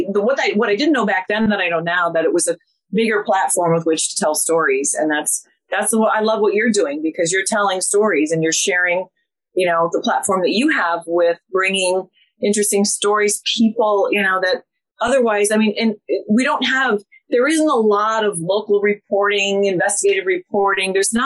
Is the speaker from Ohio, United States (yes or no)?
yes; Columbus, Ohio, United States; I'm a good Midwest girl.